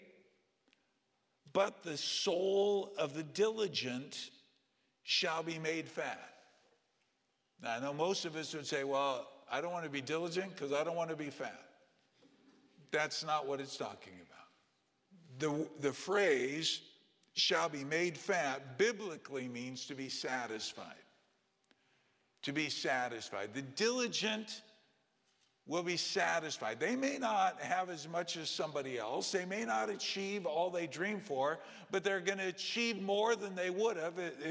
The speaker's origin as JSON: {"language": "English", "region": "California", "country": "United States", "tie": "born or raised there", "said": "as a little kid growing up in California"}